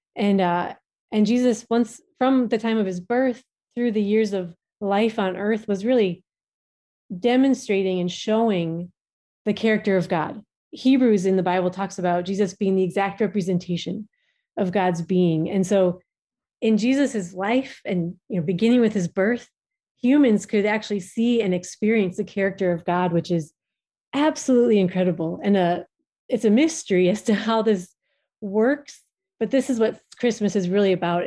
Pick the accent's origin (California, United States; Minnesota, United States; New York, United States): Minnesota, United States; moved away as an adult; now in Djibouti; we are originally from Minnesota in the United States